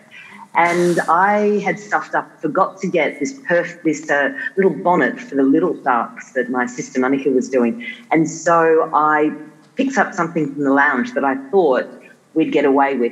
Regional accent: Tasmania, Australia; also born or lived in South Africa; when we were growing up in Tasmania

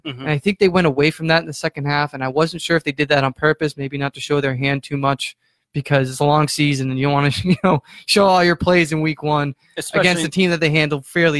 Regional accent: Central Massachusetts, United States; I grew up in Central Mass too.

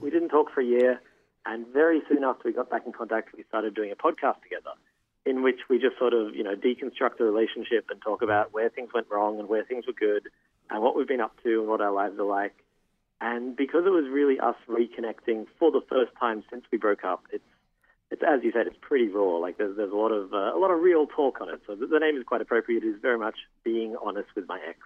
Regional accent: Australia; now in Toronto, Canada; I'm an Australian calling from Toronto.

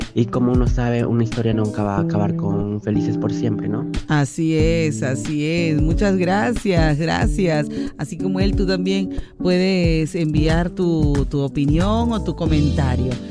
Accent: Cajamarca, Peru; soy de Cajamarca

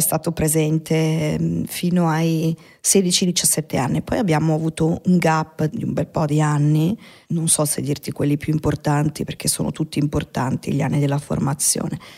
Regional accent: Milan, Lombardy, Italy; Io sono nata là, sono nata in Bande Nere a Milano, in via Caterina da Forlì al 44

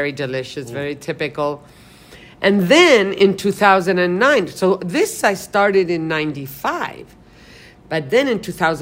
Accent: New York City, New York, United States; now in San Francisco, United States; I grew up in New York City

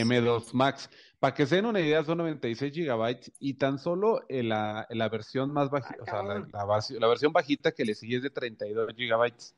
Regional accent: Valle Hermoso, Tamaulipas, Mexico; en mi pueblo, ahí en Valle Hermoso, hay dos Corvettes

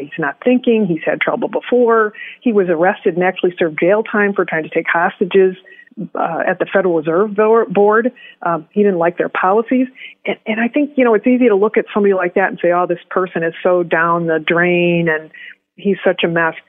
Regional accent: Detroit, Michigan, United States; moved away; also born or lived in Chicago / Milwaukee; I was born in Detroit

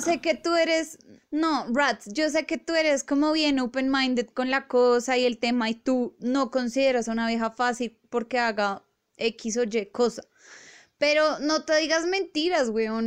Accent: Bogotá, Colombia; nosotros tres que somos rolos

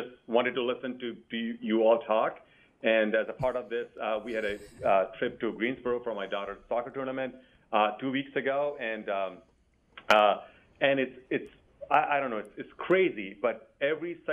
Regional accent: India; now in Virginia, United States; I grew up in India

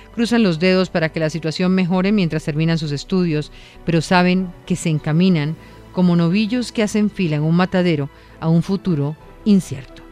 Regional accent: Venezuela; creo en mi país

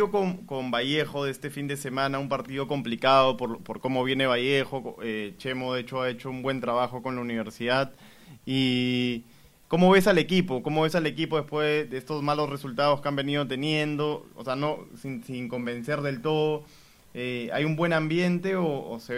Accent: Peru; siendo uno peruano

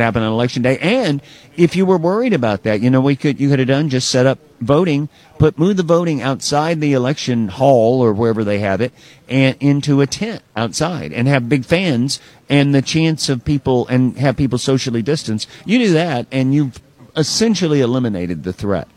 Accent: Alabama, United States; moved away; my hometown back in Alabama

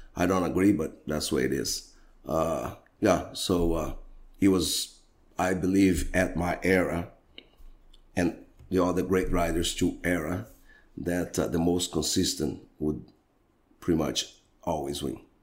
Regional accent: Brazil; And I'm from Brazil

